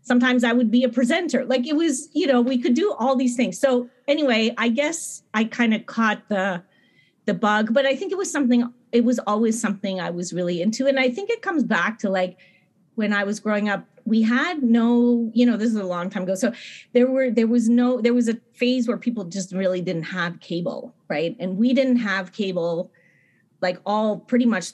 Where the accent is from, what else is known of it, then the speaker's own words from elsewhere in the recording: outside of Montreal, Quebec, Canada; I grew up in Quebec, in Montreal, outside of Montreal